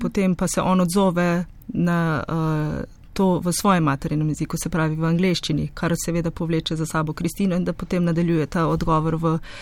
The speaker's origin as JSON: {"language": "Slovenian", "country": "Slovenia", "tie": "born or raised there", "also_born_or_lived": "Ljubljana, Slovenia / Krško, Slovenia", "said": "skoraj v mojem domačem kraju"}